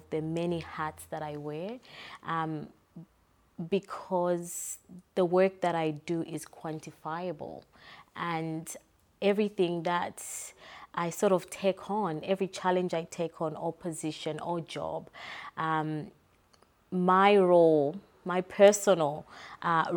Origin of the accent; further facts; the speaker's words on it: Zambia; now in Perth, Australia; So growing up, I'm from Zambia, so I was born in Zambia.